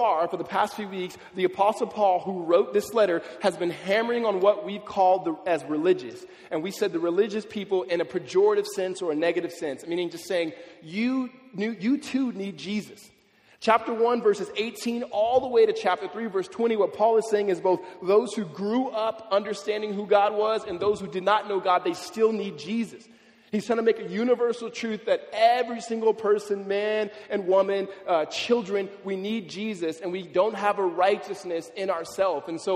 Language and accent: English; Los Angeles, California, United States; Growing up in California, especially in LA area